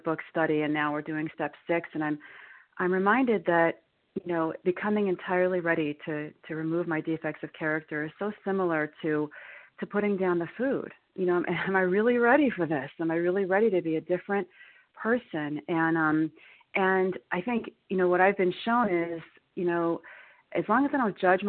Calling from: New York, United States; I'm calling from New York.

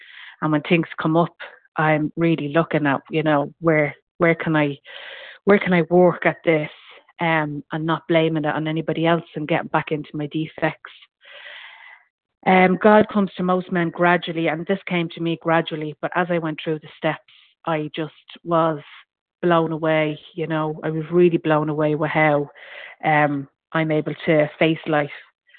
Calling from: County Meath, Ireland; I'm ringing from County Meath in Ireland.

